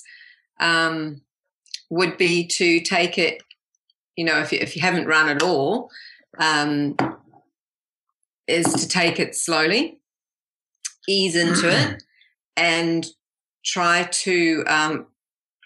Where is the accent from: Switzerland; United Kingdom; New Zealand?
New Zealand; moved away as an adult; also born or lived in Canada; now in Australia; we're originally from New Zealand